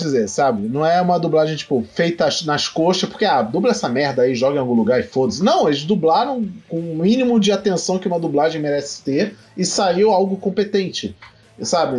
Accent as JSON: {"language": "Portuguese", "region": "Rio de Janeiro", "country": "Brazil", "said": "eu sou do Rio de Janeiro"}